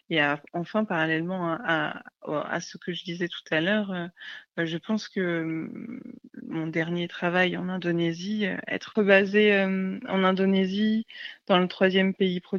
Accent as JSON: {"language": "French", "town": "Paris", "region": "Île-de-France", "country": "France", "said": "j'étais basée à, Paris, parce que ben, je suis parisienne au départ."}